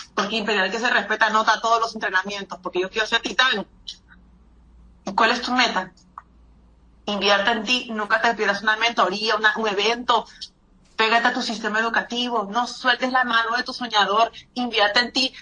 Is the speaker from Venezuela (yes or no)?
no; Peru; yo soy peruana